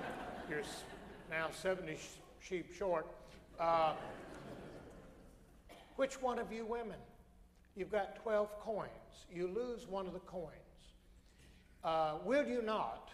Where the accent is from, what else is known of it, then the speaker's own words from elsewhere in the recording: Alabama, United States; I come from Alabama, which has the highest rate of church attendance